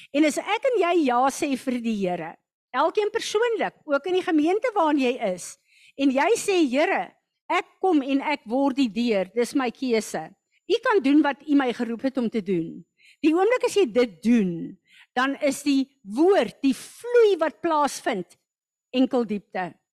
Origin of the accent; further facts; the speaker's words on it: South Africa; baie van ons het groot geword as goeie Afrikaners in Christenhuise